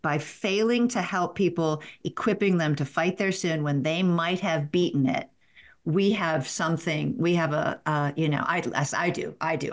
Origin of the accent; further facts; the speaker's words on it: the South, United States; I'm from the South